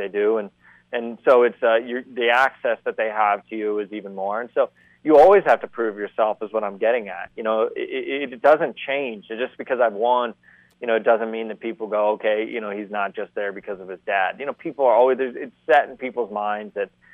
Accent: Columbus, Ohio, United States; I'm from Columbus, Ohio

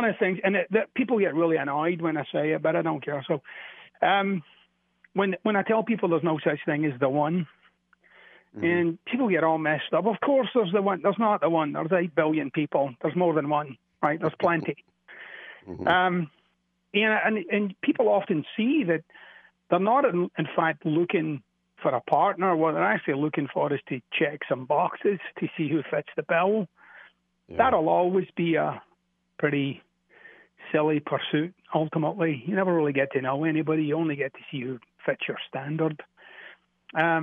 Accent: Glasgow, Scotland, United Kingdom; moved away; I'm from Glasgow, which is a little bit up the street.

